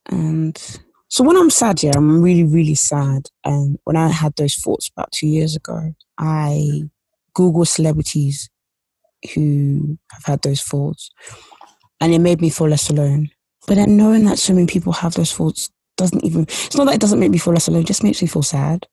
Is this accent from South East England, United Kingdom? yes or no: no; London, United Kingdom; also born or lived in Essex; i grew up in east london and I grew up in Essex in a place where it's like near East London.